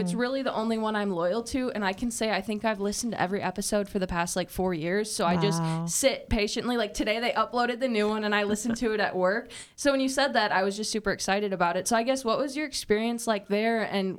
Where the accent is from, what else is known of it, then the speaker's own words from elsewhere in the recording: Wisconsin, United States; I mean, I'm from Wisconsin, so I make that 5-hour drive between here and there